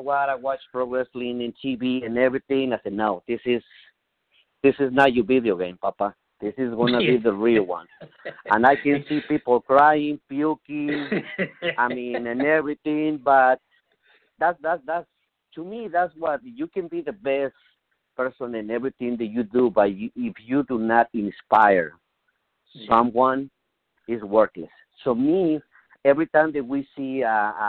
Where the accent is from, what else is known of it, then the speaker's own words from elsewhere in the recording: Mexico; English is a second language; moved away as an adult; now in United States; I come from Mexico. I learned lucha libre in Mexico